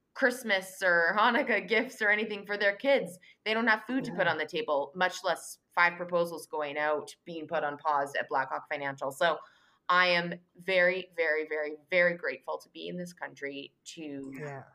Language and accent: English; Canada; now in New York, United States; I'm a Canadian now living in New York.